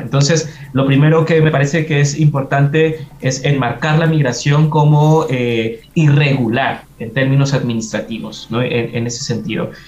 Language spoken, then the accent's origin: Spanish; Mexico; now in Chile; soy de México